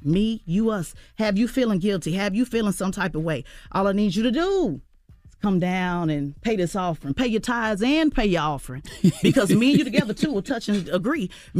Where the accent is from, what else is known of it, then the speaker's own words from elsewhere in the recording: New Jersey, United States; I'm from Jersey.